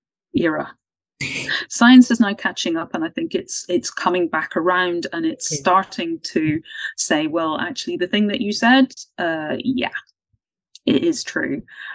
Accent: Ireland; I'm Irish and we talk about the veil.

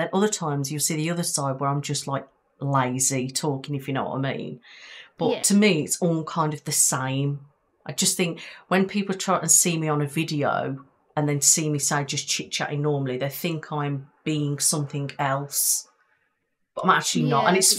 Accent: the Midlands, England, United Kingdom

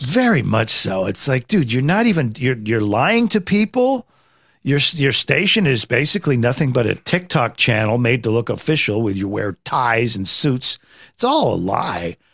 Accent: Nebraska, United States; I was raised in Nebraska

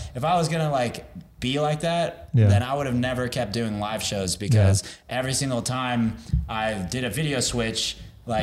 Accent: Texas, United States; I'm from Texas, too

